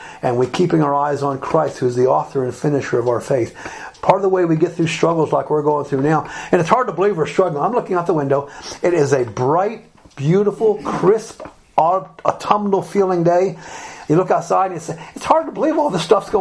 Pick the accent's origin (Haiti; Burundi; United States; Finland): United States; Alabama; moved away; also born or lived in Republic of Ireland; When I was growing up in Alabama, most places were closed on Sunday.